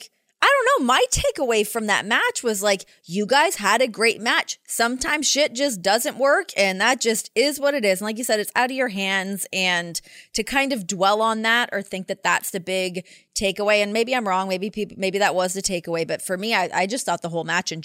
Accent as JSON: {"language": "English", "country": "Canada", "tie": "born or raised there", "said": "growing up in Canada"}